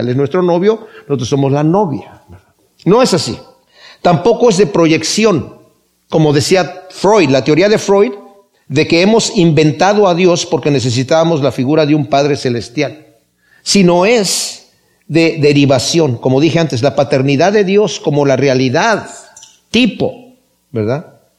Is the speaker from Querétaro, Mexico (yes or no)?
yes; Querétaro, Mexico; yo soy de Querétaro y veía peregrinaciones que se hacían de Querétaro a México